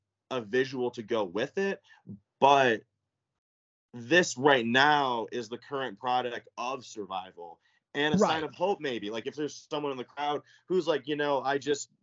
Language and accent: English; Traverse City, Michigan, United States; also born or lived in Chicago suburbs, Illinois; I grew up in Michigan, though. I moved with my parents when I was like 4 or 5 to Traverse.